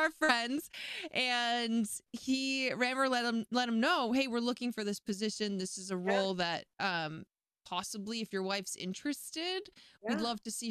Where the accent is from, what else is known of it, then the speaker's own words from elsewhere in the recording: Maine, United States; moved away as an adult; now in Southern California, United States; I was 19 when I moved from where I grew up in Maine to over here in Southern California.